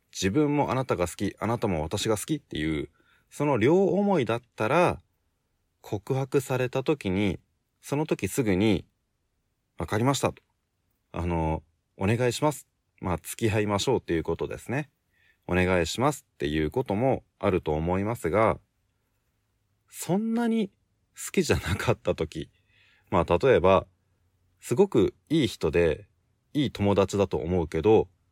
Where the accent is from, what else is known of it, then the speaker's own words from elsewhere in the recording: Japan; 俺はずっと日本で生まれて日本で育った